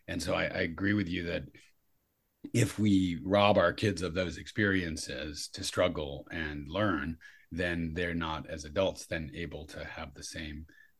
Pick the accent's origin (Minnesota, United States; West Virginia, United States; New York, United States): New York, United States; New York City; now in Santa Cruz, United States; So I'm in Santa Cruz, but I grew up in New York City.